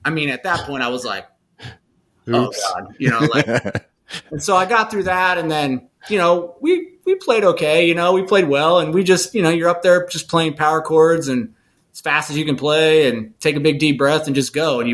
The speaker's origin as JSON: {"language": "English", "town": "Lake Havasu City", "region": "Arizona", "country": "United States", "tie": "born or raised there", "said": "my hometown in Lake Havasu"}